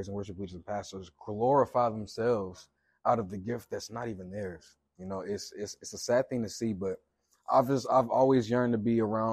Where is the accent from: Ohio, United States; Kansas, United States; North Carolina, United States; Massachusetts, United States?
North Carolina, United States; Durham; I'm from Durham, North Carolina. I've been here all my life.